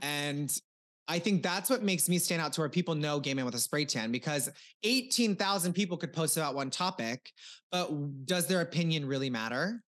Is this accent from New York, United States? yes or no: no; Cozad, Nebraska, United States; moved away as an adult; also born or lived in Omaha, Nebraska; now in Los Angeles, United States; I am from Nebraska, a very small town, four thousand people